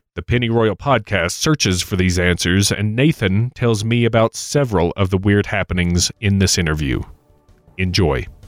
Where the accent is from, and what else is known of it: Kentucky, United States; born or raised there